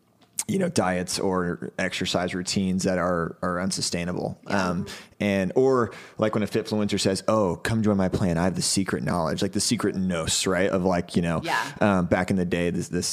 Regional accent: Houston, Texas, United States; I grew up in Houston, like by the beach in Galveston County

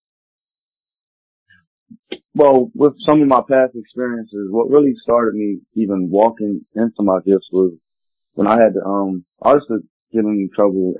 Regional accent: Philadelphia, Pennsylvania, United States; Specifically I'm from Philly

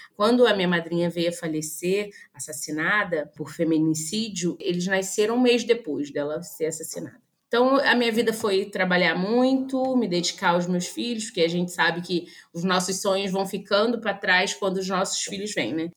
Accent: Niterói, Rio de Janeiro, Brazil; Eu sou nascida em Niterói, sou uma menina criada num terreiro de candomblé

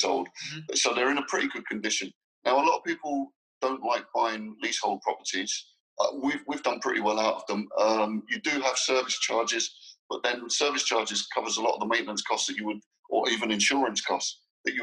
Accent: London, United Kingdom; moved away as an adult; now in Dubai, United Arab Emirates; I was born and brought up in London, but I've not lived there for 11 years

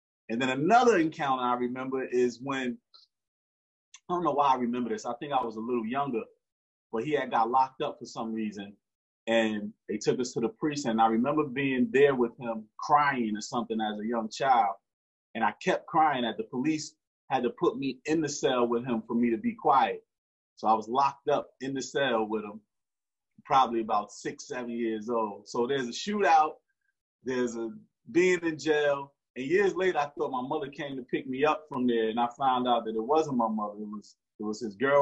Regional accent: Newark, New Jersey, United States; Born and raised in Newark, New Jersey

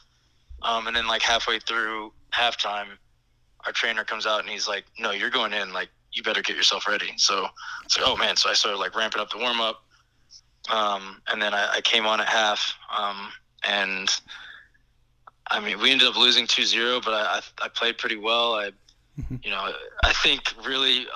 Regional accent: Atlanta, Georgia, United States; moved away; also born or lived in New York / Montreal; I'm from Atlanta

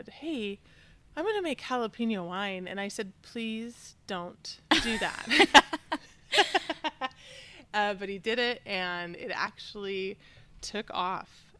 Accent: Southeast Idaho, United States; We were both born and raised in Idaho. He here in the Valley and me in Southeast Idaho

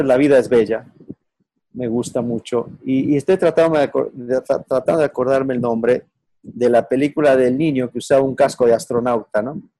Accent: Ecuador; moved away; also born or lived in Mexico; soy ecuatoriano

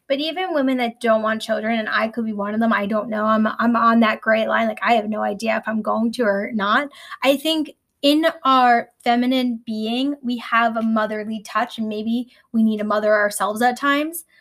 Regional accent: New York, United States; I'm a New Yorker

